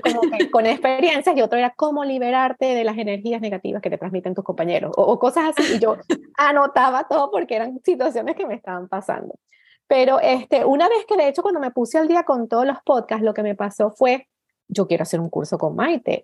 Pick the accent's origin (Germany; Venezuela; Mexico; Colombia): Venezuela; moved away as an adult; now in Canada; vivo en Canadá, soy venezolana, vivo aquí desde hace 13 eh, años